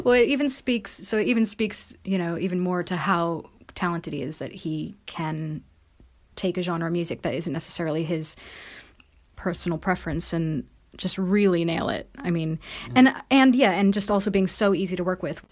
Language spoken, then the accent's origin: English; United States; moved away; I am American